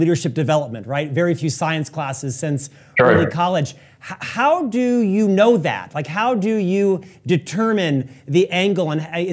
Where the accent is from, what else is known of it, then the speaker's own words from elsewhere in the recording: Orlando, Florida, United States; now in Utah, United States; I was born and raised in Central Florida, in Orlando